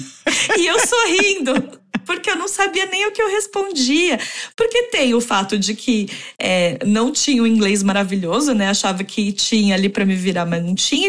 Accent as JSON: {"language": "Portuguese", "region": "São Paulo", "country": "Brazil", "tie": "born or raised there", "also_born_or_lived": "Santiago, Chile / Mexico City, Mexico", "moved": "as an adult", "lives_now": "London, United Kingdom", "said": "Eu nasci em São Paulo, capital"}